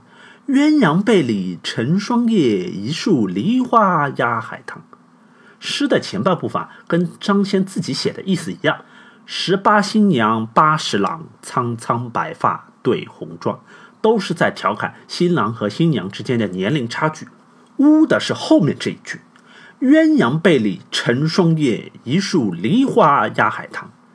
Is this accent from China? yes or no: yes; China; 我们中国人通常是比较隐晦啊